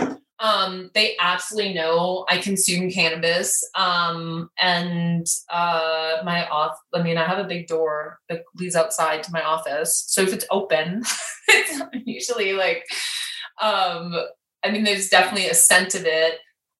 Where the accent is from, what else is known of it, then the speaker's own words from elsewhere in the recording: Wisconsin, United States; now in Colorado, United States; I'm from Wisconsin